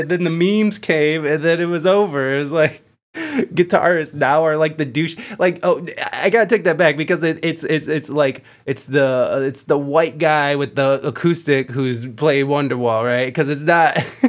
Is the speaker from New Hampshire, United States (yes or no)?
no; Toledo, Ohio, United States; moved away as an adult; also born or lived in San Diego; I'm from Toledo, and I live in Toledo now. I moved back.